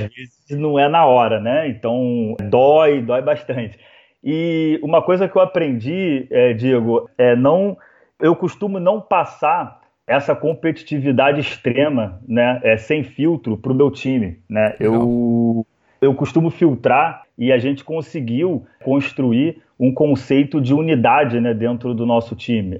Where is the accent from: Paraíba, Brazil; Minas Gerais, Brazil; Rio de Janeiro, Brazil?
Rio de Janeiro, Brazil; now in Florianópolis, Brazil; Eu sou carioca